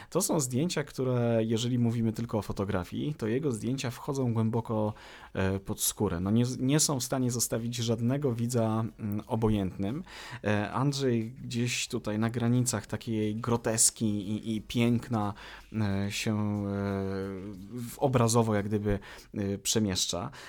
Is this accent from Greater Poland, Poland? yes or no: yes; Konin, Greater Poland, Poland; jesteśmy z tego samego miasta? Z Konina? Tak jest.